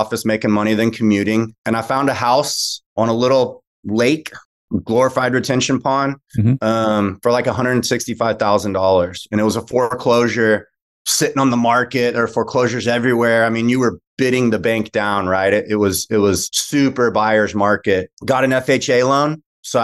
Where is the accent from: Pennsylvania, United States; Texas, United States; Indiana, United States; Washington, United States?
Texas, United States; Austin; also born or lived in Lubbock, Texas / Houston, Texas; now in Dallas, United States; I live in DFW. I'm a Texan, grew up in Austin